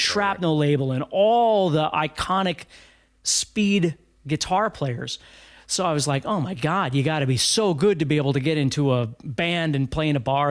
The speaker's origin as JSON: {"language": "English", "town": "Fargo", "region": "North Dakota", "country": "United States", "said": "I'm from Fargo, North Dakota"}